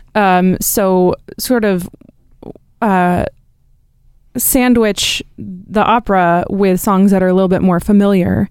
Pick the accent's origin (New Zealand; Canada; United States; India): United States; Hood River, Oregon; now in Portland, United States; I grew up in a town, um, called Hood River